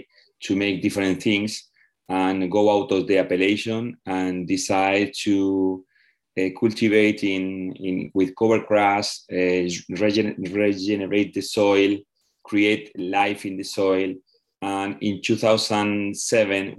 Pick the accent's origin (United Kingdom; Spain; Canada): Spain; Requena, Valencian Community; I born in Requena